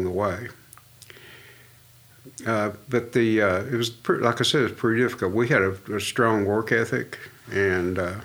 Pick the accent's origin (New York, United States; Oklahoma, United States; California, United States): Oklahoma, United States; Tishomingo; also born or lived in Denison, Texas; I grew up in Tishomingo